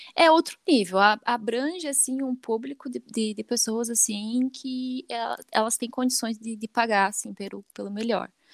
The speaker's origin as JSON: {"language": "Portuguese", "town": "Chapecó", "region": "Santa Catarina", "country": "Brazil", "tie": "born or raised there", "said": "Eu nasci em Chapecó, né? Nasci certo. em Chapecó"}